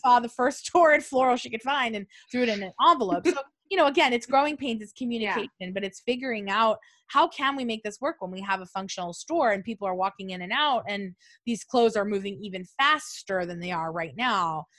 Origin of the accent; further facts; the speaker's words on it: Buena Park, California, United States; I'm from Orange County